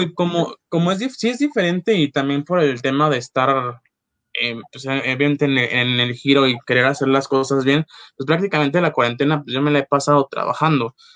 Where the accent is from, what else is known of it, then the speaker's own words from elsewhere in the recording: Acapulco, Guerrero, Mexico; moved away as an adult; now in Mexico City, Mexico; vengo de Acapulco